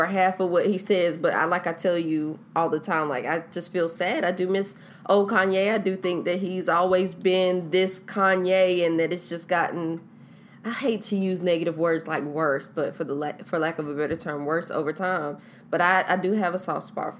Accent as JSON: {"language": "English", "town": "Sanford", "region": "North Carolina", "country": "United States", "also_born_or_lived": "Durham, North Carolina", "moved": "yes", "lives_now": "Charlotte, United States", "said": "I'm from Sanford, it's country"}